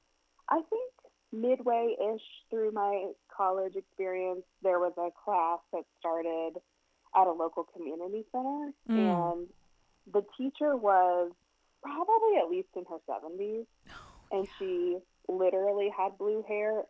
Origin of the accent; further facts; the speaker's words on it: Indiana, United States; where I grew up in Indiana